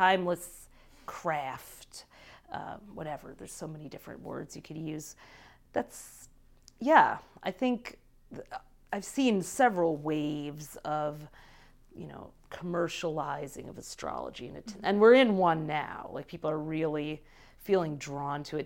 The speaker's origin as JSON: {"language": "English", "town": "Detroit", "region": "Michigan", "country": "United States", "tie": "born or raised there", "said": "I grew up in Detroit"}